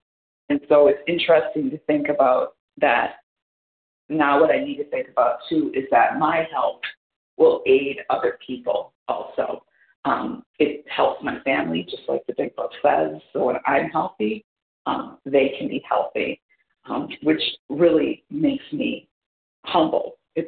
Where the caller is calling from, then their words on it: Wisconsin, United States; I'm from Wisconsin.